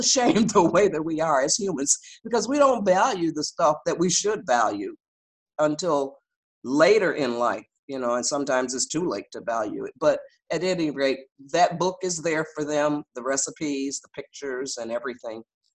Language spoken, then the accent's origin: English; Detroit, Michigan, United States; born there; I'm the oldest of seven. I was born in Detroit, Michigan.